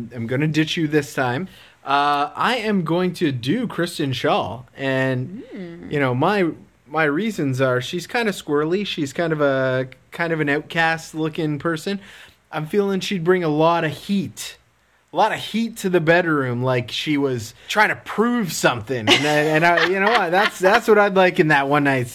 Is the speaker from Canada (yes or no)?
yes; Canada; And I'm Canadian, but also Canadian.